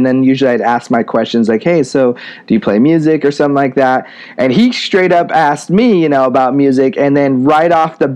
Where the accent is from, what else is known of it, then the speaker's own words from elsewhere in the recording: Spokane, Washington, United States; My hometown, Spokane, Washington, is a very unique place